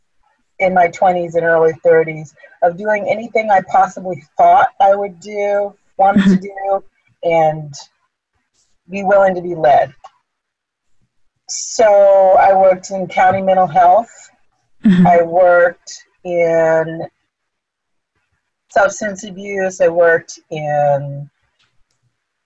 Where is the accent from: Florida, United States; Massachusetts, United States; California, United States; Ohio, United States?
California, United States; moved away as an adult; also born or lived in Philadelphia; I was born and raised in California